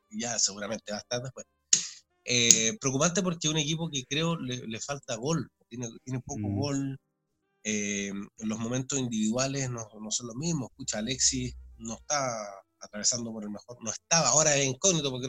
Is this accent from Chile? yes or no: yes; Chile; se junta eso como hincha, como chileno, además de lo profesional creo que tuve suerte